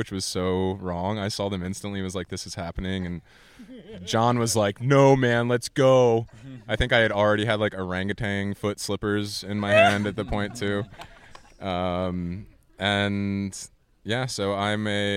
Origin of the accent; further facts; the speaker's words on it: Lancaster, Pennsylvania, United States; now in Brooklyn, United States; born and raised in Lancaster, Pennsylvania, currently living in Brooklyn